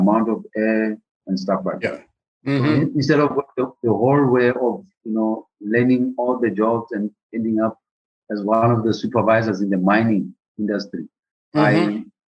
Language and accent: English; Lesotho; growing up in Lesotho